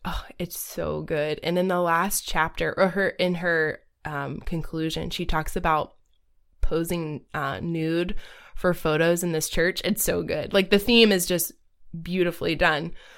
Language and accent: English; Southeast Georgia, United States; I was very much a conservative person growing up in Southeast Georgia